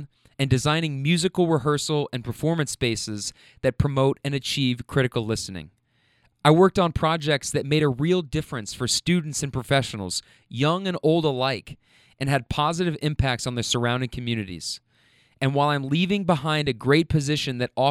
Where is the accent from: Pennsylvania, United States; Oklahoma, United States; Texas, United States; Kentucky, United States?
Kentucky, United States; moved away as an adult; also born or lived in Bay Area, California; When I meet people in the Bay and tell them I'm from Kentucky, they mostly say things like, "Wow, you're a long way from home."